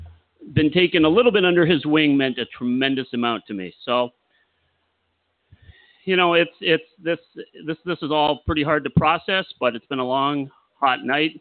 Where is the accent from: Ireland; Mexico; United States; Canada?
Canada; near Detroit, Ontario; I grew up in the shadow of Detroit